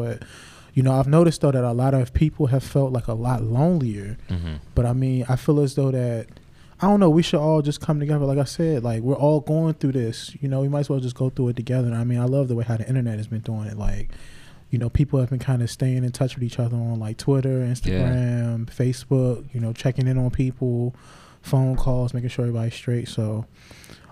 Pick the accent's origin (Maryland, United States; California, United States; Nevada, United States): Maryland, United States; Clinton; I grew up in Clinton, Maryland